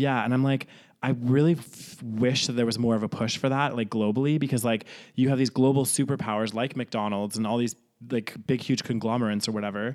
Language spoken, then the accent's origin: English; Canada; also born or lived in United Kingdom; now in Spain; I grew up in Canada, I feel more Canadian than I do British.